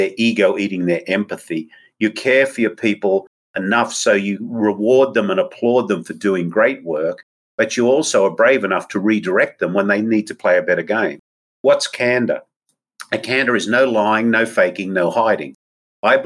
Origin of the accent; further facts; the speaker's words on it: Australia; moved away; my home country's indigenous people